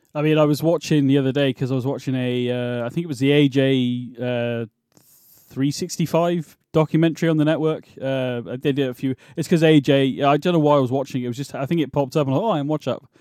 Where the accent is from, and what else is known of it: United Kingdom; accent: British